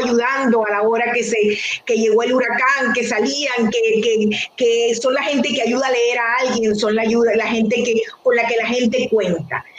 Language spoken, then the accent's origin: Spanish; Venezuela; moved away as an adult; also born or lived in Detroit, United States; now in United States; yo soy una venezolana